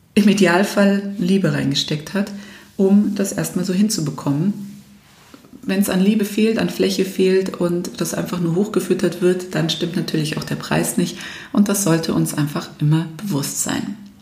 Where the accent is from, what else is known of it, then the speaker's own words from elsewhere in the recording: Germany; wir Deutschen